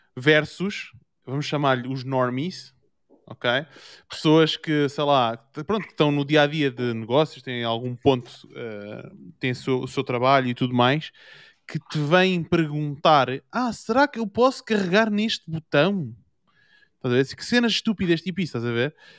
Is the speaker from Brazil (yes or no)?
no; Portugal; now in Germany; eu sou de Portugal